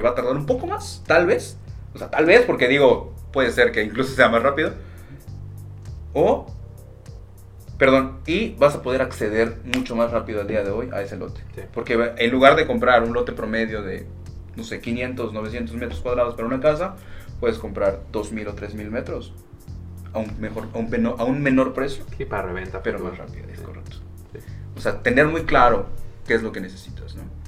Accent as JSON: {"language": "Spanish", "region": "Yucatán", "country": "Mexico", "said": "como buen yucateco"}